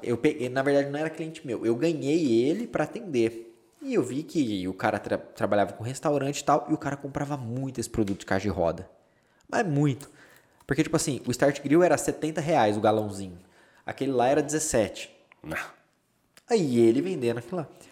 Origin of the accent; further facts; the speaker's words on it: Campinas, São Paulo, Brazil; also born or lived in Aguaí; now in Boston, United States; É, é interior de São Paulo, Aguaí. Eu sou de Campinas, que é a cidade mais conhecida